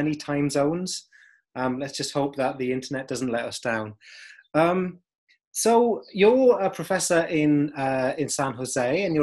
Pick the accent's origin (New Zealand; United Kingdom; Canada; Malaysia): United Kingdom; as a Brit